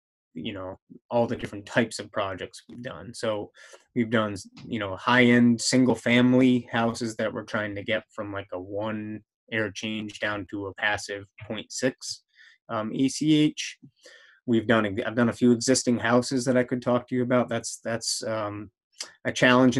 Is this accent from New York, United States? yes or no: no; Jamestown, Rhode Island, United States; I grew up in Jamestown, Rhode Island